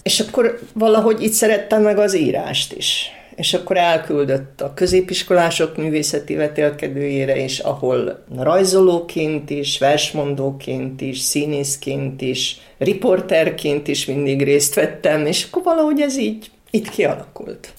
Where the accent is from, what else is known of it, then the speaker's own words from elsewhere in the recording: Subotica, Vojvodina, Serbia; én kint kisbajnokban laktam és éltem